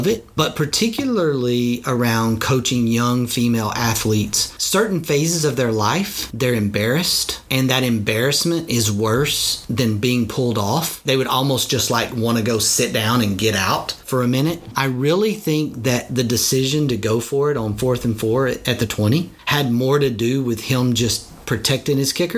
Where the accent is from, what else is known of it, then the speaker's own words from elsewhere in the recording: Texas, United States; I'm a Texan